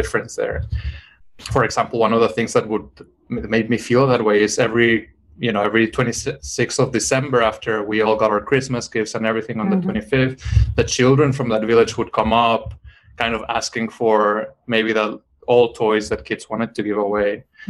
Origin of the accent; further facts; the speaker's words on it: Mexico; moved away; I grew up in Mexico, so I read a lot of more Latin American literature growing up.